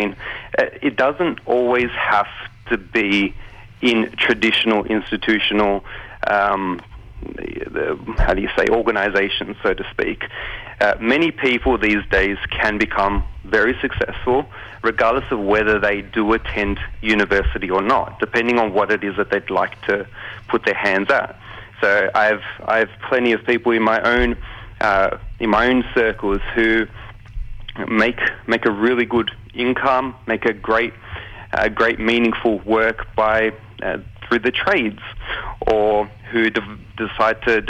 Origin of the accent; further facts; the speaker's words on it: Australia; I was born here in Australia, grew up under their tutelage